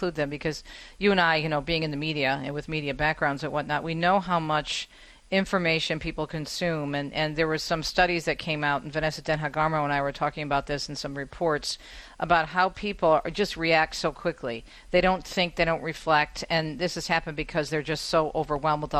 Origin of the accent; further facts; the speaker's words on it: East Coast, United States; I'm from the East Coast